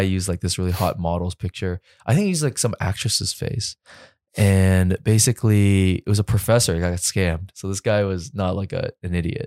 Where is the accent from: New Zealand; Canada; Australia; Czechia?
Canada; also born or lived in New York; I'm Canadian